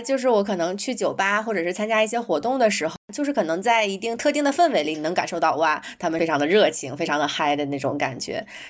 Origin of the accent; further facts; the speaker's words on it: Northeast China, China; moved away as an adult; also born or lived in London; 因为我是东北人，我在家的时候，如果说路上碰到一个人啊，什么遇到问题，我就会主动去围过去帮他